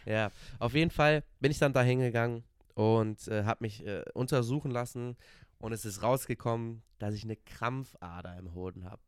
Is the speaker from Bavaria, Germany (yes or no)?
no; Cologne, North Rhine-Westphalia, Germany; ich komme aus Köln